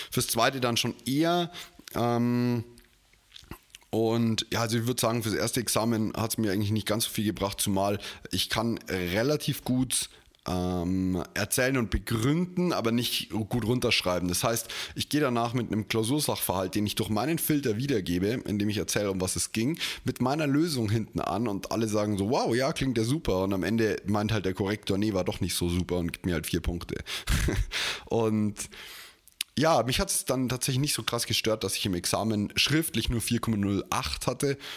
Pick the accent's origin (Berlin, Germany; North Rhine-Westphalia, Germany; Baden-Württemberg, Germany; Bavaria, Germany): Bavaria, Germany; bei uns in Bayern sowieso noch mehr so dieser Traditionsgedanke